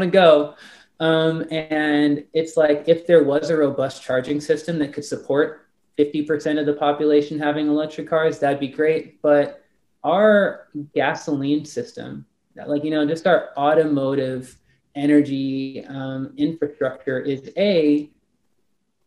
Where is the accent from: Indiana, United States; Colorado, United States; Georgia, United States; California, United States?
California, United States; Los Angeles; moved away as an adult; now in Texas, United States; I'm from Los Angeles